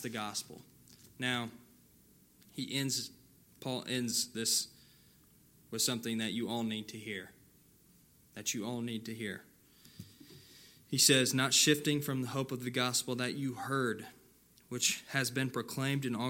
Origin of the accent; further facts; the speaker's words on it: California, United States; moved away; Back in my hometown where I grew up in California